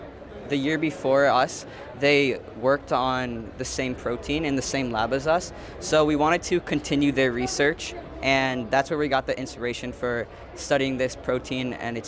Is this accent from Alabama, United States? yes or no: no; Stony Brook, New York, United States; I'm from Stony Brook.